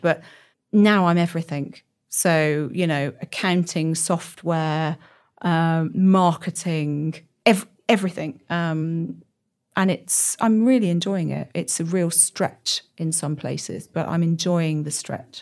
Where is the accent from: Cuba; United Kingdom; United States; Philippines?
United Kingdom; Birmingham, West Midlands; moved away as an adult; also born or lived in north of England; now in Oxford, United Kingdom; I'm from Birmingham originally.